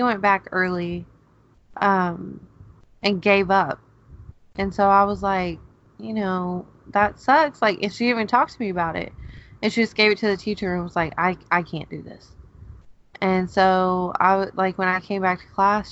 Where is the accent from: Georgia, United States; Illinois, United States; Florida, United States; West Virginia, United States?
Georgia, United States; now in Oklahoma, United States; I'm from Georgia